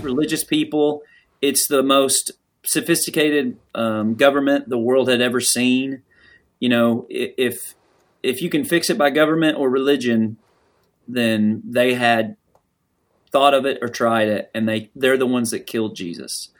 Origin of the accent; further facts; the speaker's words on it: the South, United States; I grew up here